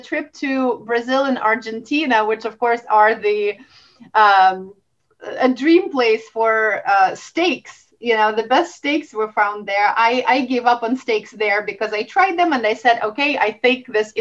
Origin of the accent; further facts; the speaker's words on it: Russia; moved away; I grew up in Russia